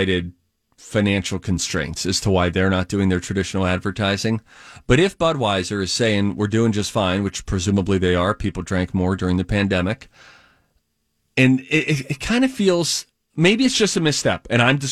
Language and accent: English; Pittsburgh, Pennsylvania, United States; I was born and raised in Pittsburgh